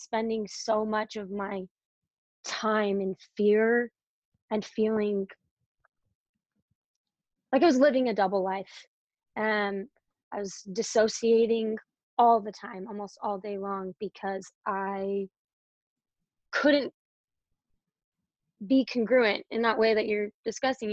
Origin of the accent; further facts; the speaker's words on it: Provo, Utah, United States; I grew up in Provo, Utah